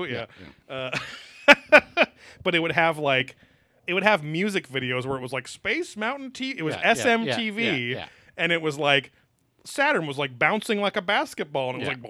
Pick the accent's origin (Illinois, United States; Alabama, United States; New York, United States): Illinois, United States; Chicago; I'm from Chicago.